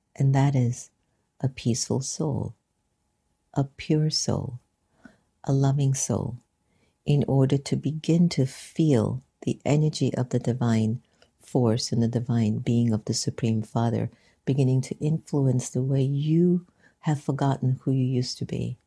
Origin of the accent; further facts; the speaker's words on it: United States; growing up a non Hindu, second generation Indian American in the United States